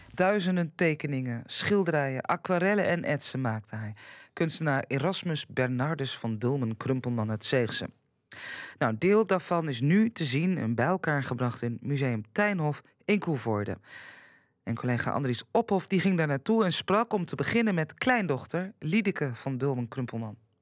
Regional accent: Drenthe, Netherlands; bij ons in Drenthe

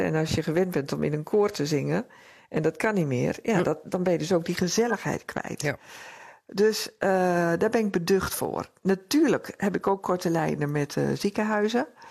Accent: Netherlands; also born or lived in Drenthe; we als Nederlanders

